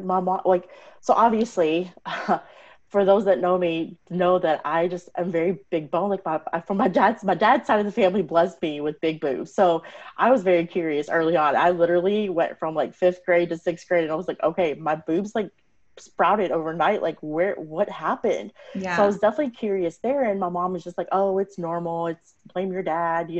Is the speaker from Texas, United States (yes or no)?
yes; Texas, United States; My parents are from India. I was born and raised in Texas